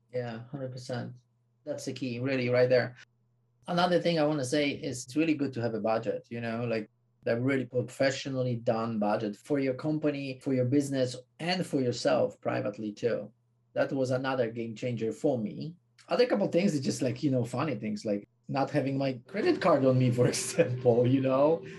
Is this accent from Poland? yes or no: yes; Poland; moved away; also born or lived in United States / South Africa; I come from Poland.